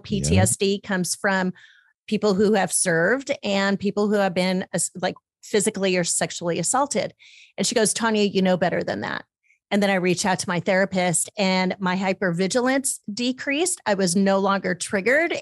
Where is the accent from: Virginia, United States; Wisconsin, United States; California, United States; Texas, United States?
California, United States; Dana Point; growing up in Monarch Bay.